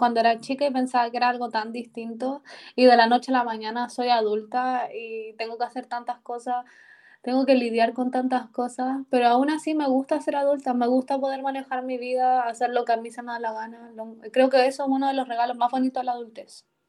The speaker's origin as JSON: {"language": "Spanish", "country": "Chile"}